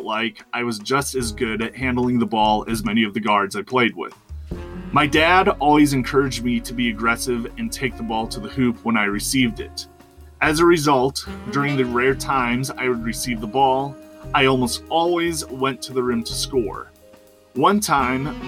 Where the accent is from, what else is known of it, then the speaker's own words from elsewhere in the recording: Wisconsin, United States; my experience growing up in Wisconsin